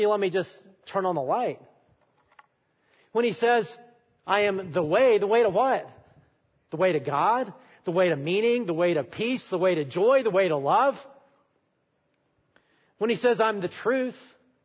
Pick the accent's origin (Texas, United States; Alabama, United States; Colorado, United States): Alabama, United States; I'm from Alabama, if you don't know, and I'm an Alabama fan